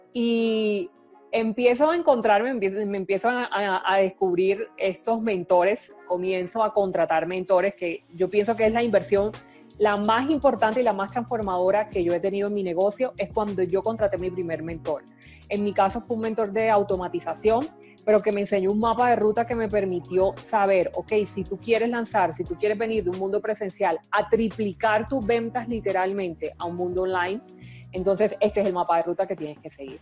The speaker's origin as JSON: {"language": "Spanish", "country": "Colombia", "said": "yo soy colombiana, vivo en Colombia"}